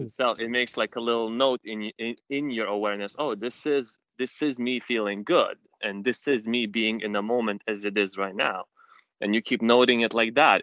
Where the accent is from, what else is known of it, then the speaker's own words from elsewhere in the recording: London, United Kingdom; I'm from London. Uh, I'm in UK right now.